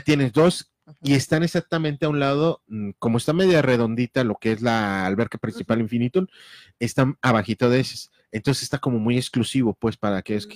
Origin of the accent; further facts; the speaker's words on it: Mexico; como mexicanos